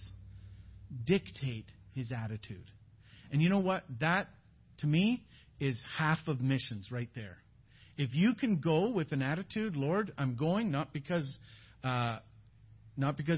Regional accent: Canada; We're from Canada

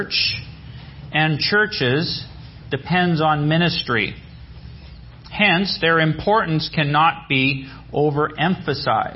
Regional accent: British Columbia, Canada; We're from British Columbia. It's Western Canada.

